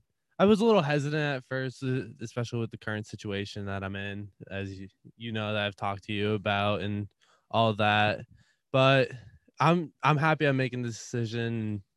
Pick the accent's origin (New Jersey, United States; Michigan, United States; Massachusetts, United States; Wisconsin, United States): Massachusetts, United States; Whitinsville; So I'm from Little Whitensville, Massachusetts.